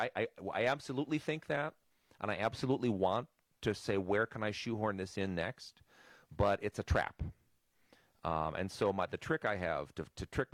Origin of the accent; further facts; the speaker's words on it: Milwaukee, Wisconsin, United States; I grew up in Milwaukee.